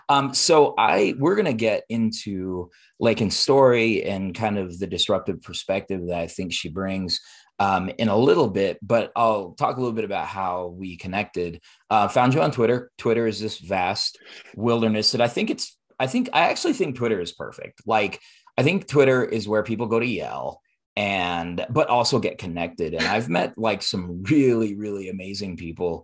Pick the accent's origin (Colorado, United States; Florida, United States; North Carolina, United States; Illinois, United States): Colorado, United States; Denver; I grew up in East Denver